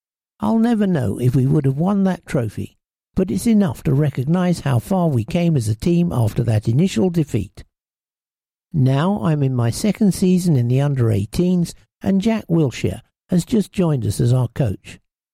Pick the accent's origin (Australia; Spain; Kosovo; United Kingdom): Spain; Valencia, Valencian Community; born there; I was born in Spain whilst my dad was managing a club in Valencia